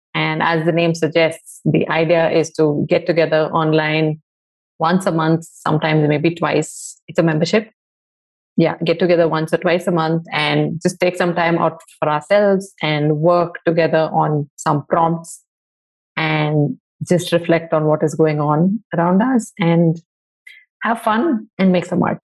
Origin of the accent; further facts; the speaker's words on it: Bangalore, Karnataka, India; I grew up in Bangalore in the 80s